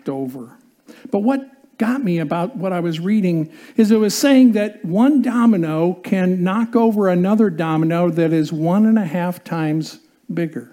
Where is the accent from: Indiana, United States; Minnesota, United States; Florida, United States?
Indiana, United States; growing up in Indiana and playing basketball